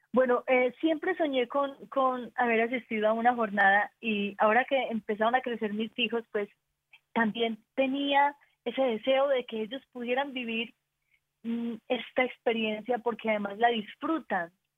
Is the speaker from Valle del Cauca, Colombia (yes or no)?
no; Antioquia, Colombia; Somos paisas, somos paisas